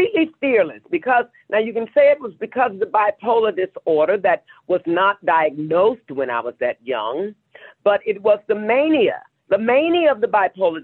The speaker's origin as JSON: {"language": "English", "town": "Kinloch", "region": "Missouri", "country": "United States", "tie": "born or raised there", "said": "I'm originally from St. Louis, Missouri, a small town on the outskirts. Actually, it's called Kinloch, Missouri"}